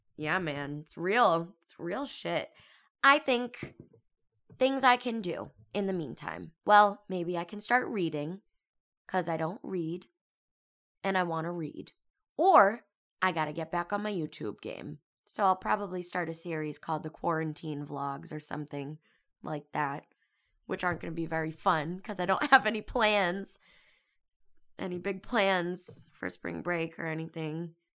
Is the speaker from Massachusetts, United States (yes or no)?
yes; Boston, Massachusetts, United States; moved away as an adult; now in California, United States; I'm from Boston. I'm out here in California for school